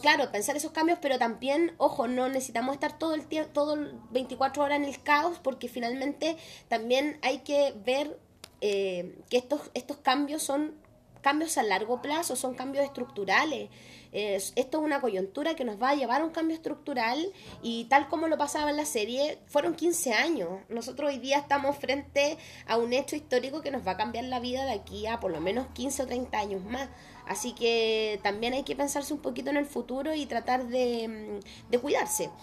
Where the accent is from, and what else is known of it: Chile